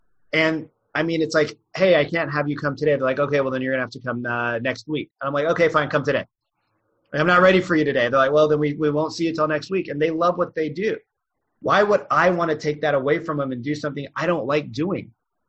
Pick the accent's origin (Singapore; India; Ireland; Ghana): India; I mean, I'm Indian, so I'm really good at math, but your people might not.